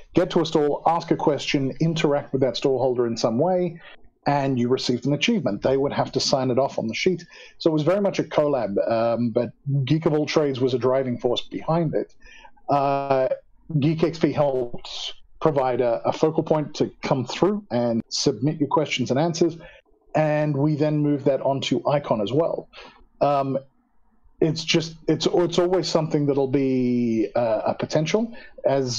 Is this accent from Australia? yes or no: yes; Australia; moved away as an adult; now in South Africa; I am originally Australian. I immigrated to South Africa in 2002